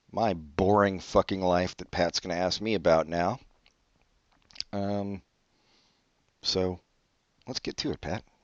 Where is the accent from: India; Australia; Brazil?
Brazil; born there; No, I was born in Brazil.